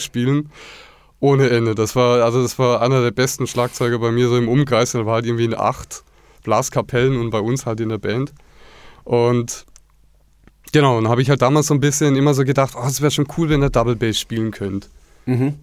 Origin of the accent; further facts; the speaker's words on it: Black Forest, near Villingen-Schwenningen, Baden-Württemberg, Germany; moved away as an adult; ich bin im Schwarzwald aufgewachsen, in der Nähe von Villingen-Schwenningen, das ist der Landkreis Schwarzwald-Bar-Heuberg.